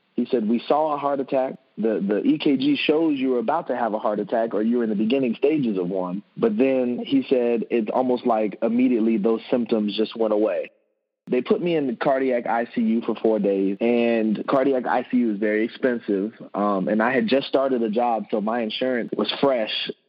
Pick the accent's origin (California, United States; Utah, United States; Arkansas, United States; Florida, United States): Florida, United States; Orlando; moved away as an adult; now in Indianapolis, United States; I'm originally from Orlando, Florida